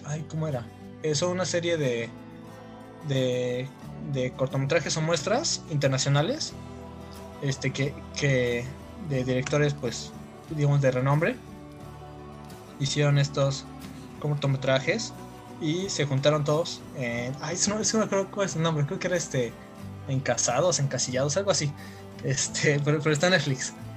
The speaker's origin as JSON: {"language": "Spanish", "town": "Tapachula", "region": "Chiapas", "country": "Mexico", "said": "yo soy de Tapachula, Chiapas"}